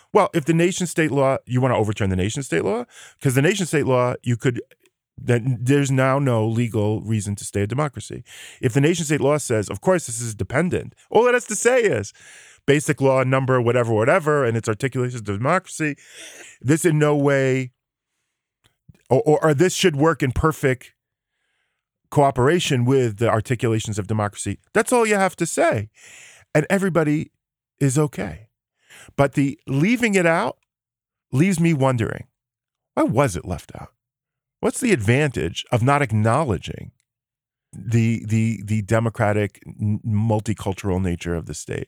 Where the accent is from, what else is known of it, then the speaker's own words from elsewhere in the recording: United States; now in Israel; I come from the United States